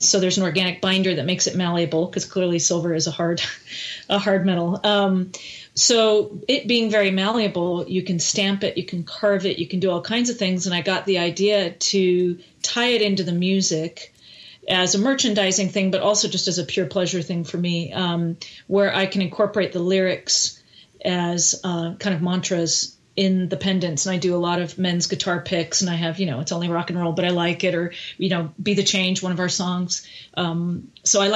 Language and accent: English; Canada; now in United States; I'm Canadian